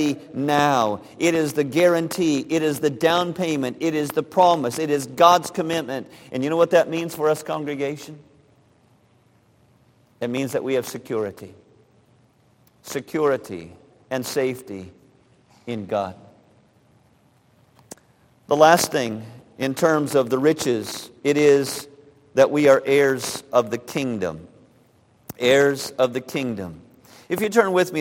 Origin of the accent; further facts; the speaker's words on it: United States; as American citizens